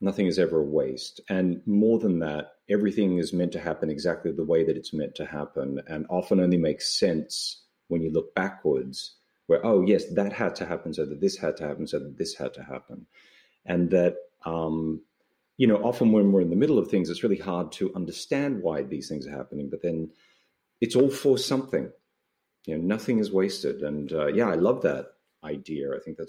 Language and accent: English; Australia; No, I'm not. I'm an Australian. Guilty as charged, yes.